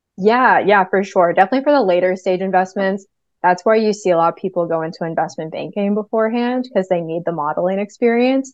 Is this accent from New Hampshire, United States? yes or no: yes; New Hampshire, United States; I'm from New Hampshire